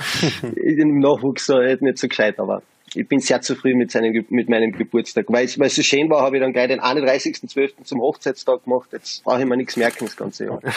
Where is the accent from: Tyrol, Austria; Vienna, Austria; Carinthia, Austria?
Carinthia, Austria; als Kärntner